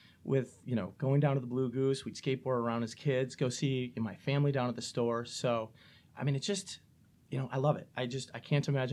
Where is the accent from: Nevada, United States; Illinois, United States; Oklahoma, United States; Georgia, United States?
Illinois, United States; St. Charles; moved away as an adult; born and raised in St. Charles and love St. Charles